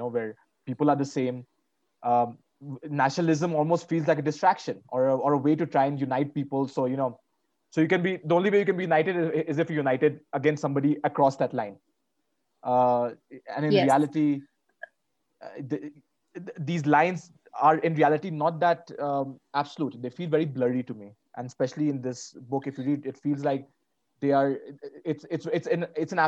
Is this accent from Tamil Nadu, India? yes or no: no; Varanasi, Uttar Pradesh, India; I was born in Varanasi in Uttar Pradesh